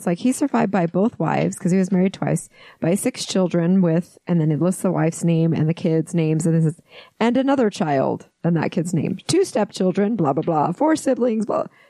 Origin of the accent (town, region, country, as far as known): West Valley City, Utah, United States; born or raised there